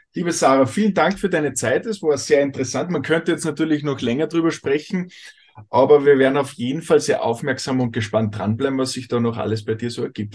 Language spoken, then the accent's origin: German; Austria; bei uns in Österreich